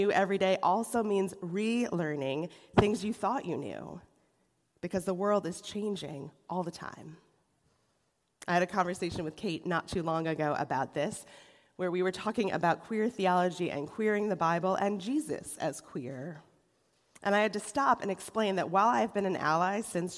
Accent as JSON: {"language": "English", "town": "Rochester", "region": "New York", "country": "United States", "tie": "born or raised there", "moved": "yes", "lives_now": "Cleveland, United States", "said": "The church I was raised in Rochester, New York"}